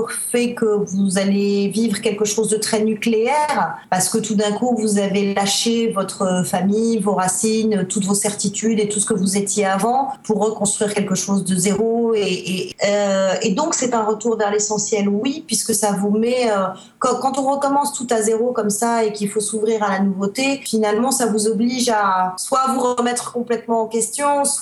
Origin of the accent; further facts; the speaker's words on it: Spain; French is a second language; also born or lived in Netherlands; Déjà, je suis née à l'étranger, je suis née en Espagne, j'ai grandi en Espagne, euh, j'ai vécu en Hollande aussi pendant deux ans, j'ai un peu la bougeotte dans le sang.